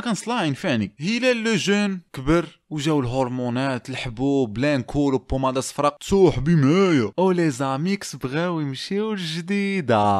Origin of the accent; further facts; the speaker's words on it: Casablanca, Casablanca-Settat, Morocco; now in Montreal, Canada; حنا ولاد كازا المغبرين كنكبروا